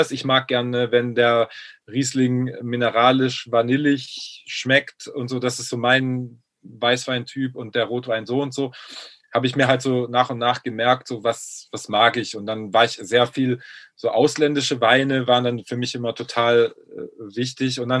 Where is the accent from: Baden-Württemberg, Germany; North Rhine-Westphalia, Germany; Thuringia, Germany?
Baden-Württemberg, Germany; ich komme aus Baden-Württemberg, da gibt es halt äh, deshalb bekannt für seinen Trollinger Wein